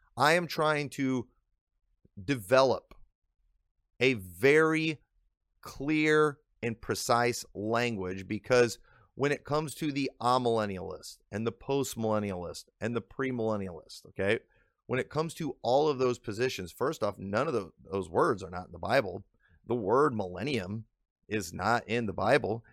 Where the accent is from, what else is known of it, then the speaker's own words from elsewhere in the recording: Illinois, United States; accent: northern; Illinois; I've lived in Illinois my whole life, I've picked up on the accent